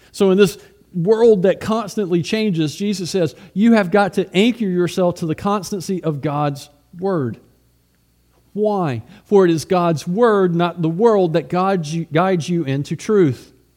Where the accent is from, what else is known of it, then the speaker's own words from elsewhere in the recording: United States; also born or lived in Russia; as an American